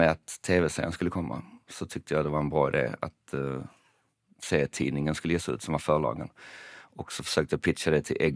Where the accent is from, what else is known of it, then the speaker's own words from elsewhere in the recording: Malmö, Skåne, Sweden; För att jag är från Malmö och det låter apart konstigt att säga.